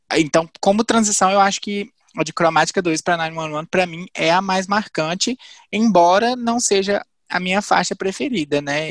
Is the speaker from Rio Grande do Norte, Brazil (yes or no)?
no; Viçosa, Minas Gerais, Brazil; eu moro em Viçosa, nasci aqui